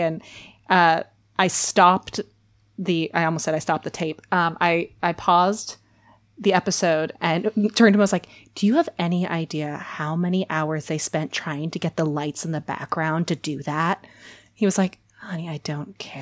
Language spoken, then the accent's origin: English; Minnesota, United States; I was born and raised in Minnesota